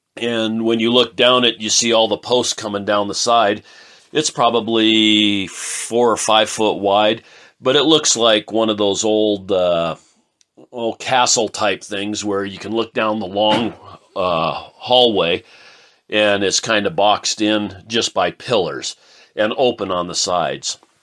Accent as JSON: {"language": "English", "town": "Portland", "region": "Oregon", "country": "United States", "tie": "born or raised there", "also_born_or_lived": "Wyoming / Montana", "moved": "as an adult", "said": "I grew up in Portland, Oregon, back in, well, I was born in sixty-one, so I left in eighty-two and moved to Wyoming"}